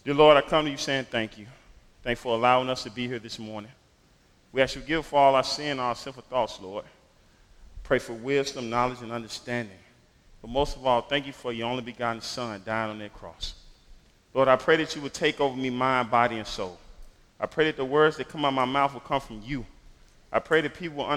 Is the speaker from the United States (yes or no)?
yes; Memphis, Tennessee, United States; I grew up in Memphis in what most people would call the inner city or the hood, in a single-parent home